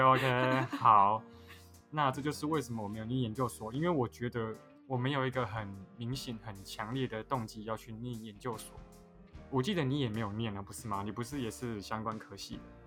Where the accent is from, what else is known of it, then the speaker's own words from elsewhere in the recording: Taiwan; accent: Taiwanese Mandarin (台湾国语); 我讲话有台湾国语